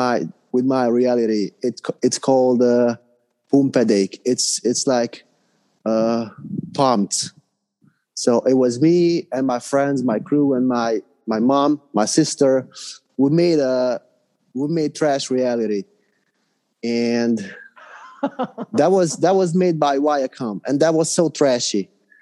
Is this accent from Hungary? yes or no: yes; Hungary; English is a second language; Yeah, I'm from Hungary. I live in Budapest.